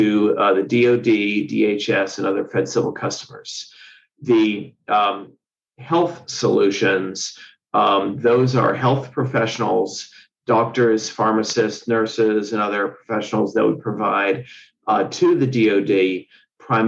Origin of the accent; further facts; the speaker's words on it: Cincinnati, Ohio, United States; also born or lived in Pennsylvania / West Virginia; now in Virginia, United States; I am from Cincinnati